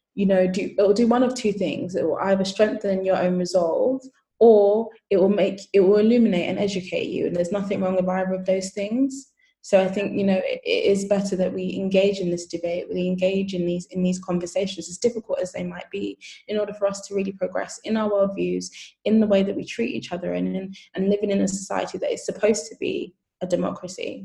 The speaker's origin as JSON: {"language": "English", "country": "United Kingdom", "tie": "born or raised there", "said": "I am Nigerian by heritage, British by um, citizenship. And so when my parents um, migrated to the UK, it was so that they could have their kids here"}